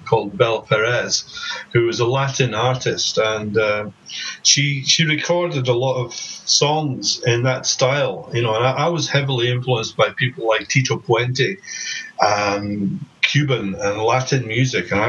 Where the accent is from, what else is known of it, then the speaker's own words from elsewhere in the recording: Scotland, United Kingdom; moved away as an adult; also born or lived in Belgium / Los Angeles; I'm originally from Scotland. My parents are English and Scottish. I moved to Belgium in 1981 to finish my education